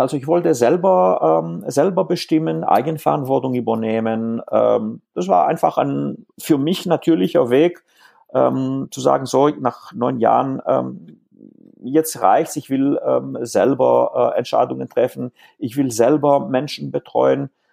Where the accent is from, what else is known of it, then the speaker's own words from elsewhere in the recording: Greece; first language Greek; German is a second language; now in Stuttgart area, Germany; Ich bin in Griechenland aufgewachsen ähm, und ähm, hauptsächlich, ähm, also Griechisch ist eigentlich in dem Fall meine, meine Muttersprache